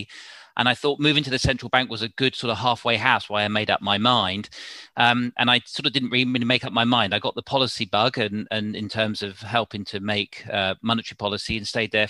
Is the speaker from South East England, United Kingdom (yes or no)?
yes; South East England, United Kingdom; I sort of moved around. My father's job meant we moved around. But so I had no sort of fixed sort of place in London, but largely in Southern England, different parts of Southern England.